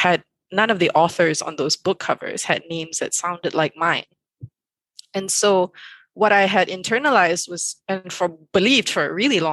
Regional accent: Malaysia; I grew up in Malaysia

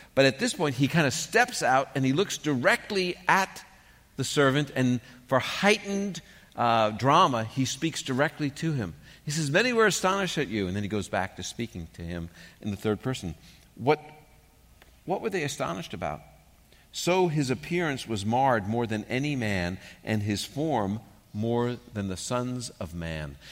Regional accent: New York City, New York, United States; moved away; When I grew up in New York

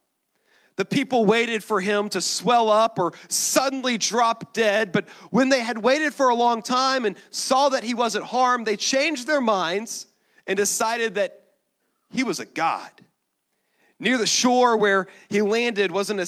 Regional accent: Texas, United States; we're Texan.

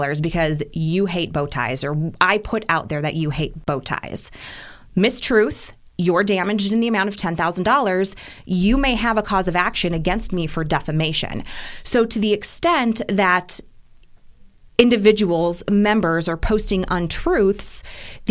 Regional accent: Midwest, United States; now in Arizona, United States; I'm originally from the Midwest.

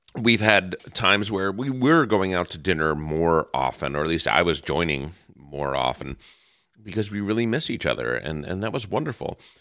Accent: New Jersey, United States; also born or lived in New York area; now in Los Angeles, United States; growing up in New, New Jersey and, and the New York area

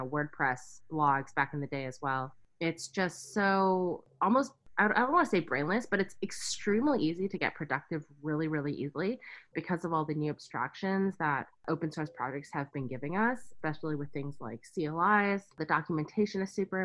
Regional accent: Silicon Valley, California, United States; growing up in the Silicon Valley

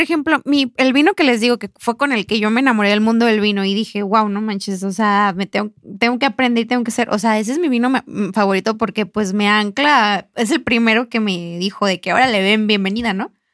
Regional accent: Mexico; este mes tan importante para nosotros como mexicanos

